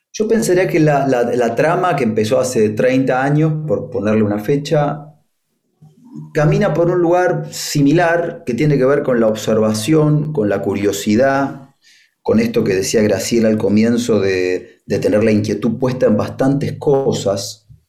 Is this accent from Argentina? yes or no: yes; Argentina; moved away; also born or lived in Spain; me crié parte en Argentina, parte en España